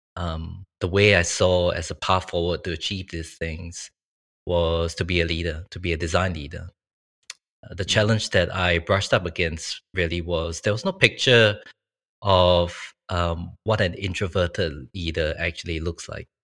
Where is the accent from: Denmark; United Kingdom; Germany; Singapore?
Singapore; moved away as an adult; now in Sydney, Australia; I was originally from Singapore